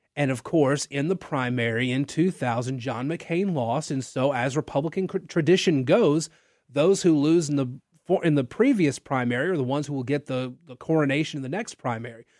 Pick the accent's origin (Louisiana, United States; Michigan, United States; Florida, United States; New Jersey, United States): Louisiana, United States; Natchitoches; I'm from Natchitoches